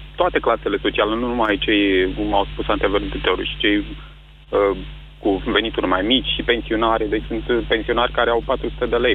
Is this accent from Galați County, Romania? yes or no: no; Constanța, Constanța County, Romania; Eu sunt din Constanța și la noi filiala din Constanța